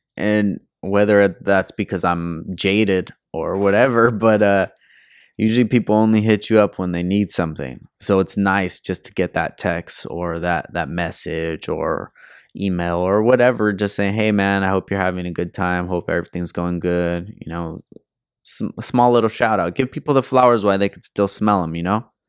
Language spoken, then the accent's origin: English; California, United States; I'm from California